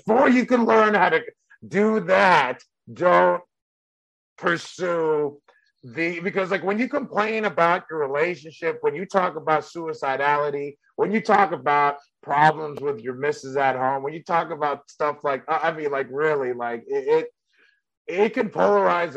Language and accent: English; San Carlos, California, United States; English is a second language; the suburb I grew up in San Carlos, California